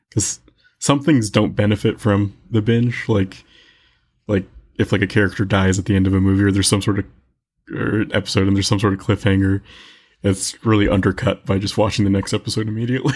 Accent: Tucson, Arizona, United States; born and raised in Tucson

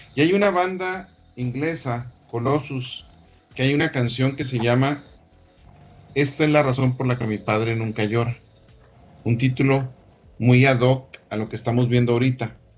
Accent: Chihuahua, Mexico; la capital del mundo de Alicia, Chihuahua, este, mi tierra natal

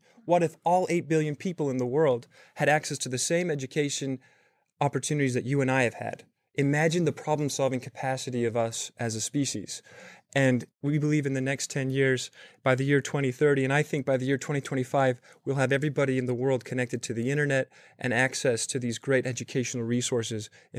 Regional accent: Salt Lake City, Utah, United States; also born or lived in Bay Area; now in New York, United States; I'm 8 months into New York, by the way. I moved here from the Bay Area, originally from Salt Lake City.

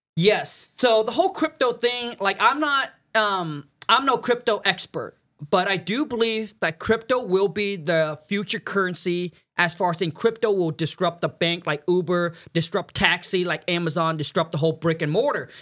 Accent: Vietnam; now in United States; I was born in Vietnam, raised up in a mud hut, super poor

